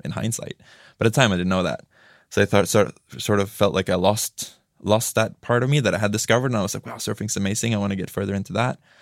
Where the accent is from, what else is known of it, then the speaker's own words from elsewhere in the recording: Tromsø, Troms, Norway; I'm from Tromsø, which is you know north of the Arctic Circle.